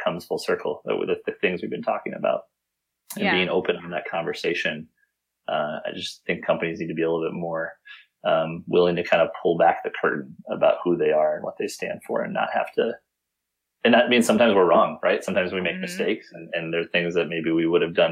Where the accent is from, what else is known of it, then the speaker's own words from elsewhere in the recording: Midwest, United States; growing up in the Midwest